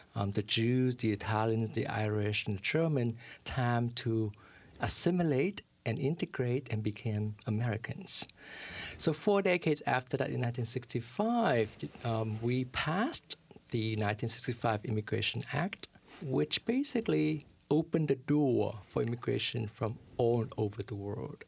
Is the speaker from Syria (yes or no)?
no; Vietnam; now in New York City, United States; I'm a refugee from Vietnam